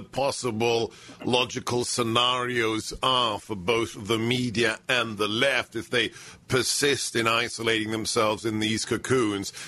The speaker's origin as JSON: {"language": "English", "region": "London", "country": "United Kingdom", "tie": "born or raised there", "moved": "yes", "said": "born in England, grew up in London"}